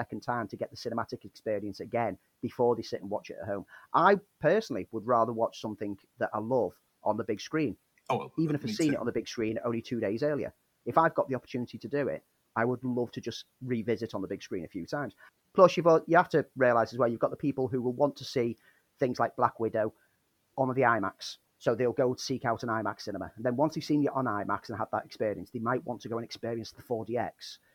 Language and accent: English; Liverpool, North West England, United Kingdom; my hometown